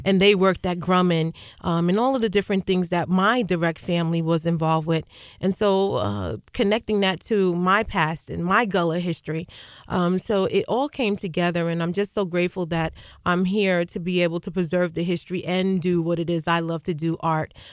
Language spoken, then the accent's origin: English; Uniondale, New York, United States; I grew up right here in Unondale, graduate of Unondale High School